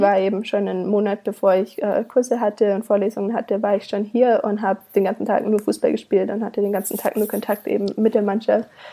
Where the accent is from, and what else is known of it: Königsfeld im Schwarzwald, Baden-Württemberg, Germany; born or raised there; moved away as an adult; also born or lived in Canada; now in Savannah, United States